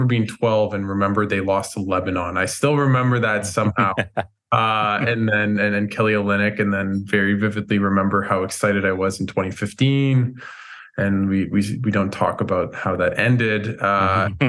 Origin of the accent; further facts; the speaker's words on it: Ottawa, Ontario, Canada; I'm from Ottawa